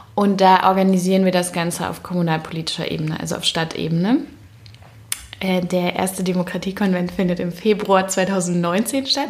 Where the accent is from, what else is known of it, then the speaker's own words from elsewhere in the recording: Berlin, Germany; also born or lived in Frankfurt; dann komme ich ja aus Berlin